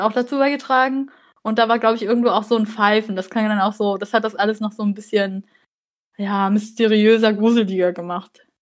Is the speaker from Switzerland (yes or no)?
no; Germany; Also ich bin hier in Deutschland geboren und aufgewachsen, aber meine Eltern kommen aus Vietnam